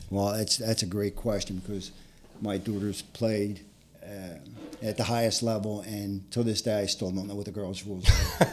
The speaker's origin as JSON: {"language": "English", "town": "Philadelphia", "region": "Pennsylvania", "country": "United States", "tie": "born or raised there", "said": "I grew up in Philadelphia in a little section called Harrogate."}